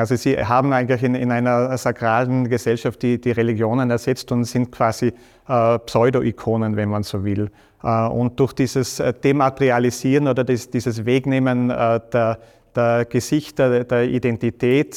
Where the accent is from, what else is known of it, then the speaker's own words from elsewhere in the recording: Stams, Tyrol, Austria; das ist so mein Wald in Stamms, wo ich aufgewachsen bin